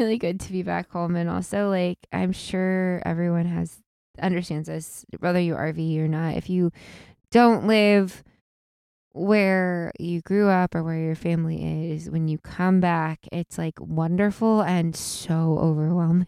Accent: Illinois, United States; Normal is, you know, it's where we're from

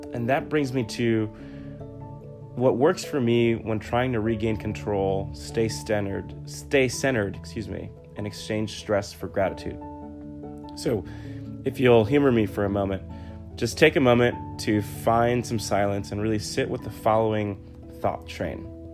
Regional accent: New York City, New York, United States; I was born and raised in the Bronx, New York, and raised by a single mother

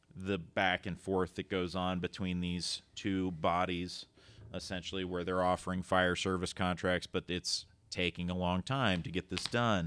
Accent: Lisbon, Ohio, United States; growing up in Lisbon, Ohio

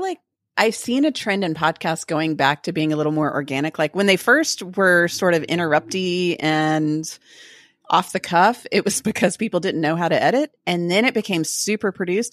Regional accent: Texas, United States; we like to co-opt everything and be kind of obnoxious about being Texan

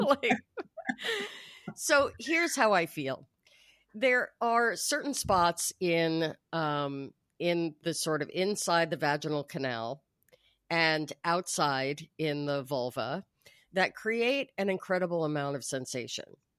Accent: New York, United States; now in Los Angeles, United States; I grew up in New York. I live in Los Angeles

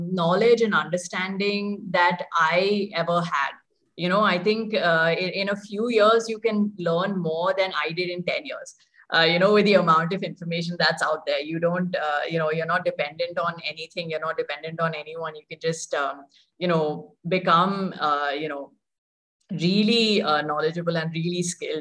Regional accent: Mumbai, Maharashtra, India; moved away as an adult; also born or lived in Hyderabad; I was born and brought up there.

